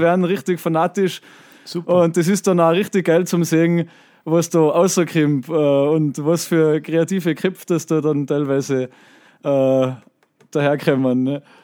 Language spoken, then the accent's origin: German; Tyrol, Austria; ich komme aus einem Tourismusort